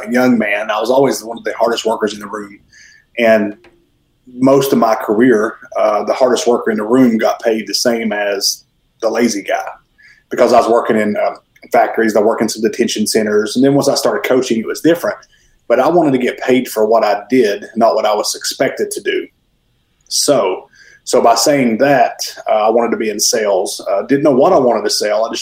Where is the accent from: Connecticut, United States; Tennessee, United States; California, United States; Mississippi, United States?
Tennessee, United States; Mountain City; moved away as an adult; now in Newnan, United States; I am originally from Mountain City, Tennessee, which is about as far northeast as you can get in Tennessee. I moved here about 13 years ago